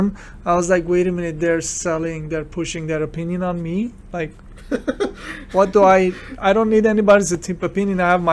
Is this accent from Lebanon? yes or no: yes; Beirut, Beirut Governorate, Lebanon; now in United States; I'm immigrant from Beirut, Lebanon, and I'm Armenian